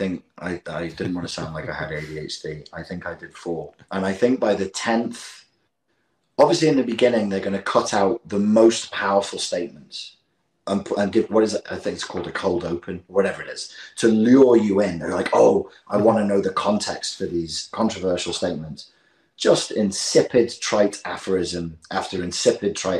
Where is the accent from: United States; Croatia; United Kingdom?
United Kingdom; England; we're English